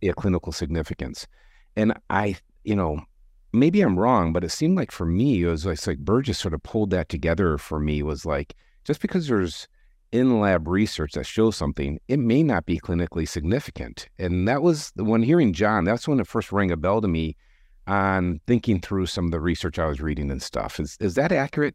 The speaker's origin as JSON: {"language": "English", "town": "Detroit", "region": "Michigan", "country": "United States", "tie": "born or raised there", "moved": "yes", "lives_now": "Chicago, United States", "said": "I grew up in Detroit"}